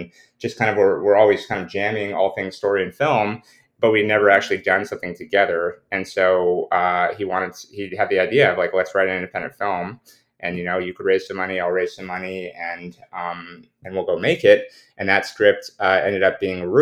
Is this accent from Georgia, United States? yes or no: no; the Bay Area, California, United States; growing up in the Bay Area